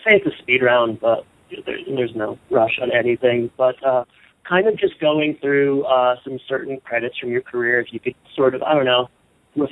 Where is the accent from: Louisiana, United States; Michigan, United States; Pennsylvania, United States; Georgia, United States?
Michigan, United States; We're both from Michigan